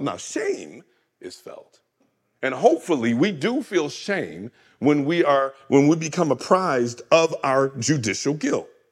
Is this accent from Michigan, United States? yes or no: yes; Michigan, United States; Grand Rapids, Michigan, my home state